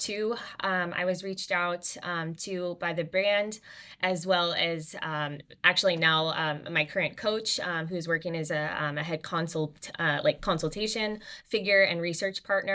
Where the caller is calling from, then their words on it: Vancouver, British Columbia, Canada; Oh, for sure. Yeah, I'm calling in from beautiful Vancouver, British Columbia right now.